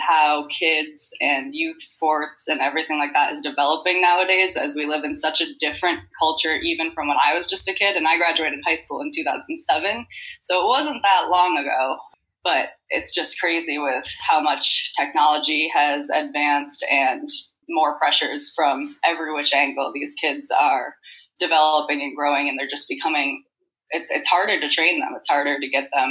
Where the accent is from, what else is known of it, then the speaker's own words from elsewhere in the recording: Manlius, New York, United States; moved away as an adult; also born or lived in Loudonville, New York; now in Florida, United States; I am originally from Manlius, New York, which is a suburb outside of Syracuse